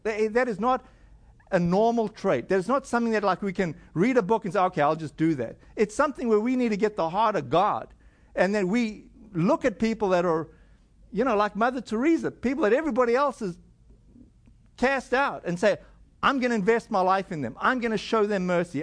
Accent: South Africa; moved away; my home country in South Africa

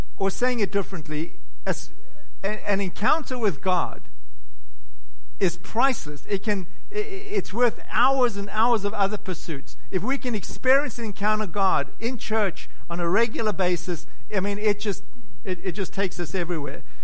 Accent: South Africa; now in United States; I was born in South Africa

